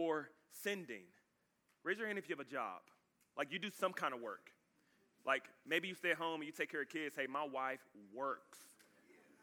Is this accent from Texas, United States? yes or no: yes; Dallas, Texas, United States; moved away as an adult; now in Austin, United States; I'm new. I'm from Dallas